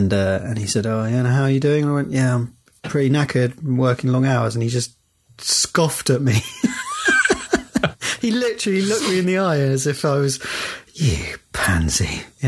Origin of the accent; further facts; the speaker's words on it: Windsor, South East England, United Kingdom; I was brought up in Windsor